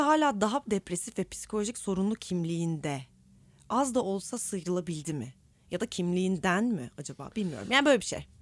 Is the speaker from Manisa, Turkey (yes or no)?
no; Istanbul, Turkey; Ben İstanbulluyum ve ait hissediyorum